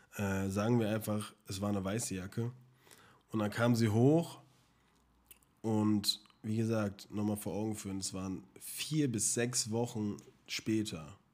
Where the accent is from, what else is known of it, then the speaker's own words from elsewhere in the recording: Germany; bei uns in Deutschland